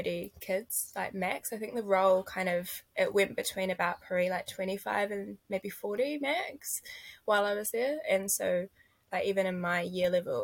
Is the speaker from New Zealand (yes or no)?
yes; Lincoln, Canterbury, New Zealand; I've grown up in Te Waihora, is like Ellesmere, so I grew up kind of Lincoln area